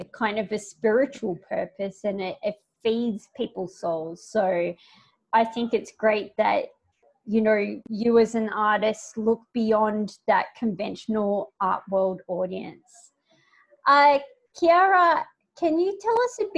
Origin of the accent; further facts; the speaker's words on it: Australia; now in Spain; I am an Australian artist living in Spain